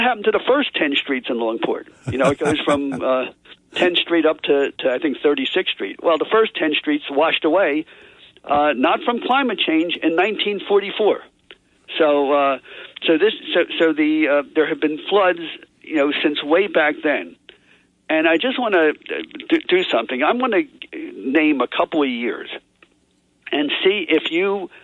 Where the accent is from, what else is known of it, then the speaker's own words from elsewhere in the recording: Atlantic City, New Jersey, United States; I grew up in Atlantic City